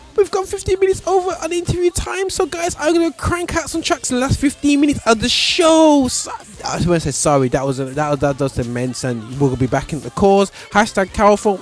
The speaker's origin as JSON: {"language": "English", "town": "Birmingham", "region": "West Midlands", "country": "United Kingdom", "tie": "born or raised there", "said": "I born and bred in Birmingham"}